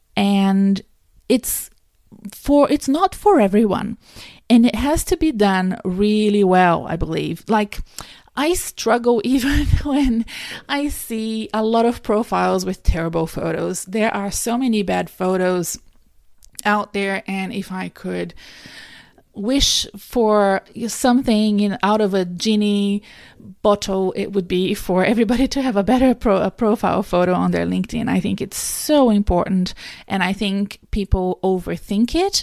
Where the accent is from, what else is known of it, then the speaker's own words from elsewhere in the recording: Brazil; now in Australia; I'm from Brazil